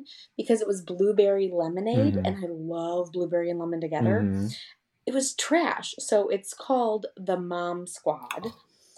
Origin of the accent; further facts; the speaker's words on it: Midwest, United States; I'm from the Midwest